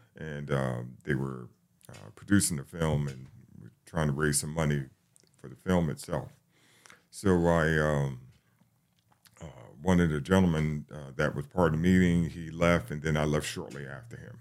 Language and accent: English; New York City, New York, United States; now in Atlanta, United States; I'm, I'm from the Bronx, New York